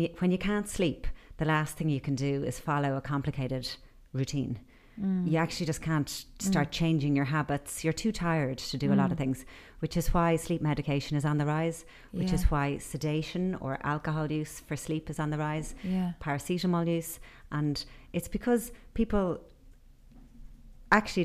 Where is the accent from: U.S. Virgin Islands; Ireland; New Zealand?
Ireland; I grew up in Ireland